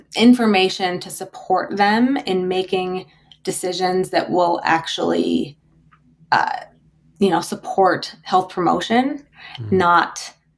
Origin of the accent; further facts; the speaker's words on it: South Dakota, United States; I grew up in South Dakota in the most beautiful, like really, really beautiful part of the country